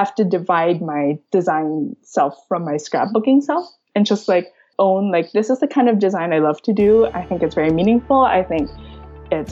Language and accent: English; Manila, Metro Manila, Philippines; moved away as an adult; also born or lived in San Francisco; now in San Francisco Bay Area, United States; I grew up in Manila. I moved to San Francisco for grad school.